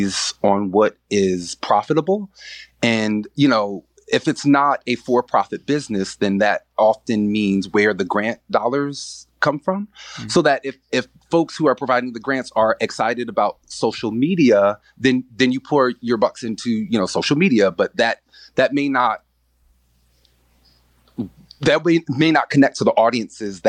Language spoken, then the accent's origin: English; New Brunswick, New Jersey, United States; now in Newark, United States; when I was growing up in New Brunswick